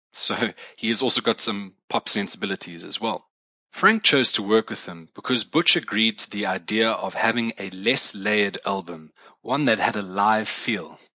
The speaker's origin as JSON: {"language": "English", "country": "South Africa", "said": "as a South African myself"}